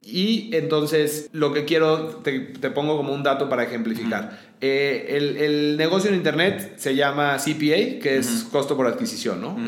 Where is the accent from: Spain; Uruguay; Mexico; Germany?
Mexico; León, Guanajuato; soy de León